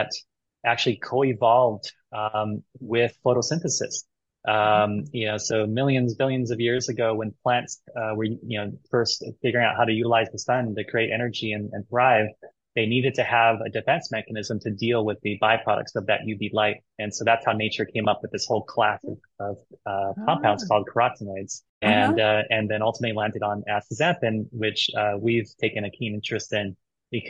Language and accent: English; Hawaii, United States; I'm from Hawaii